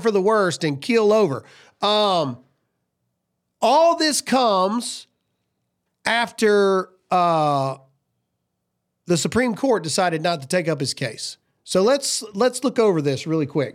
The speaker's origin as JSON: {"language": "English", "region": "the South", "country": "United States", "said": "I'm from the South"}